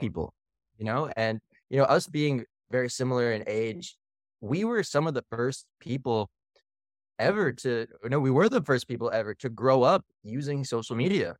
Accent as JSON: {"language": "English", "country": "Canada", "tie": "born or raised there", "also_born_or_lived": "Philippines", "moved": "yes", "lives_now": "Austin, United States", "said": "living and spending most of our time growing up in Canada and then moving to the Philippines"}